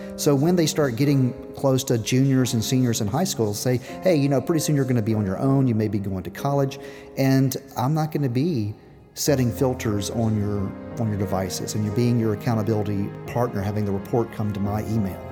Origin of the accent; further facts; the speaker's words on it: Memphis, Tennessee, United States; We are from Tennessee